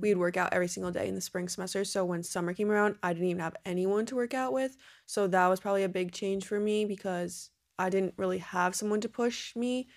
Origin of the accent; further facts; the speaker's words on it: New Jersey, United States; I'm from New Jersey, so I was down the Jersey shore all summer long.